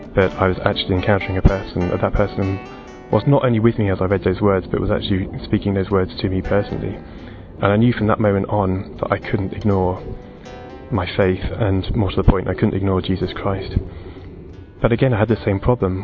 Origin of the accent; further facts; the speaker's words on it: Portsmouth, South East England, United Kingdom; also born or lived in Kent; We had free instrumental lessons at my school where I grew up in Portsmouth